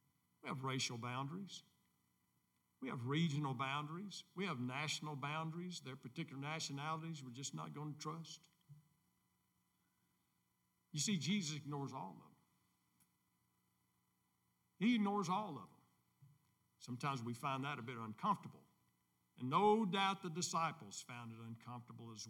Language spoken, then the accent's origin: English; United States; as American people